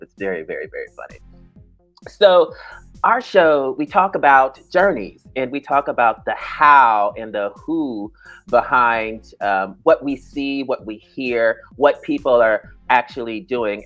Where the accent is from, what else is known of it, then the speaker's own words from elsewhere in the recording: Dayton, Ohio, United States; moved away as an adult; also born or lived in Atlanta; I'm from Ohio